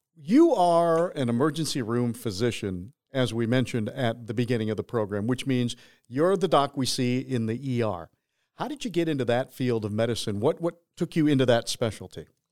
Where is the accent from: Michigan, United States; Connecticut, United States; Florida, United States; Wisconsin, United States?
Michigan, United States; moved away; I'm a Michigan boy